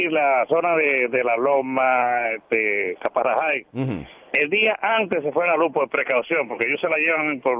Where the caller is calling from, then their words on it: Río Piedras, Puerto Rico; Yo soy, yo soy de Río Piedra. Me acaba de llegar la luz y estoy feliz en Villa Andalucía, Río Piedra.